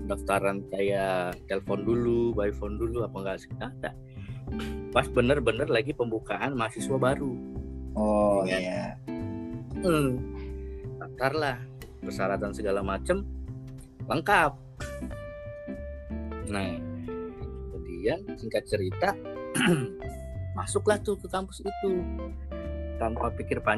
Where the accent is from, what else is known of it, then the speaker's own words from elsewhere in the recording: Kalimantan, Indonesia; moved away as an adult; now in Jakarta, Indonesia; Jadi, niatlah pengen kuliah kuliah di Jakarta dari Kalimantan Jakarta kuliah di mana mau ngambil jurusan apa gitu kan bingung